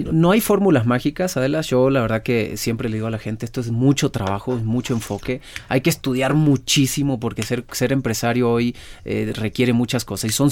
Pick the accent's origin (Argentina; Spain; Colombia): Argentina; now in Baja California, Mexico; yo soy argentino, pero ya soy más mexicano.